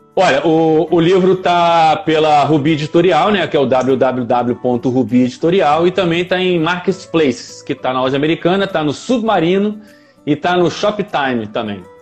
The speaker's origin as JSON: {"language": "Portuguese", "region": "Rio de Janeiro", "country": "Brazil", "tie": "born or raised there", "also_born_or_lived": "Nova Iguaçu", "said": "É eu nasci na, na, cidade do Rio de Janeiro, né? No outro município. No município do Rio de Janeiro, na capital. Eu nasci na capital."}